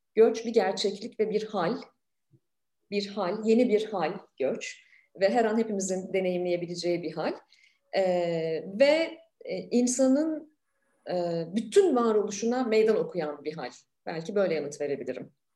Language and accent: Turkish; Ankara, Turkey; moved away as an adult; ben de bir Ankaralıyım.